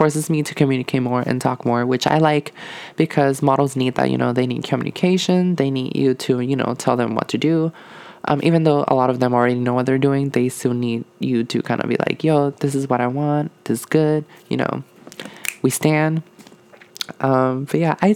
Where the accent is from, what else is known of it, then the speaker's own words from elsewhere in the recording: Puerto Rico; moved away; I'm from Puerto Rico